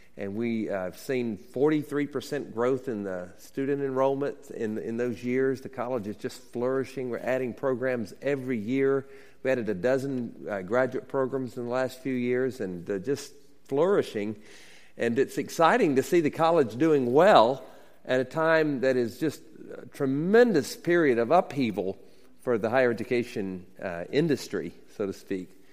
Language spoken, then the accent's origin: English; Demopolis, Alabama, United States; now in Seattle, United States; I grew up in Alabama, uh, born in 1960 in Demopolis, Alabama